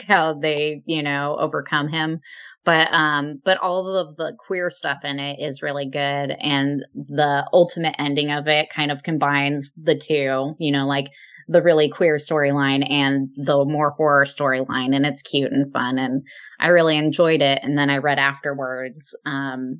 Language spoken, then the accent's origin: English; Palm Springs, California, United States; I grew up in Palm Springs